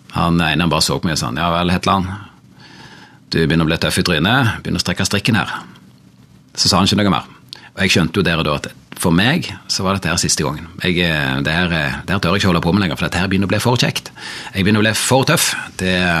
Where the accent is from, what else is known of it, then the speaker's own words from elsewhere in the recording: Ryfylke, Rogaland, Norway; jeg er fra Ryfylke